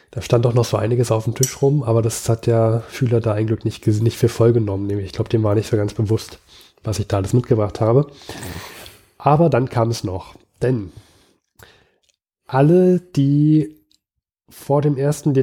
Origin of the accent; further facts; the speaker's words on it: Switzerland; Ja, ähm, ist ja, kann ich, kann mir ja eigentlich als Schweizer auch egal sein.